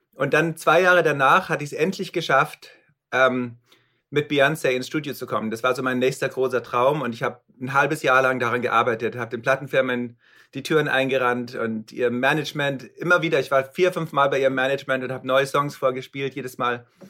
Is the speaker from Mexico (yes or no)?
no; Munich hinterland, Bavaria, Germany; accent: bayerischen Akzent; moved away as an adult; now in Los Angeles, United States; eigentlich bin ich aus München und äh, bin im Hinterland von München aufgewachsen